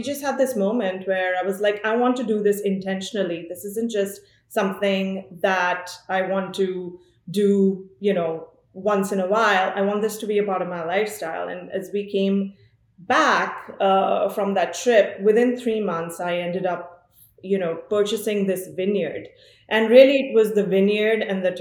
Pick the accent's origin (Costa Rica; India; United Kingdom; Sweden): India; Amritsar, Punjab; moved away as an adult; now in Sonoma, United States; I am born, brought up in, I'm from Amritsar, which is a city in Punjab in India.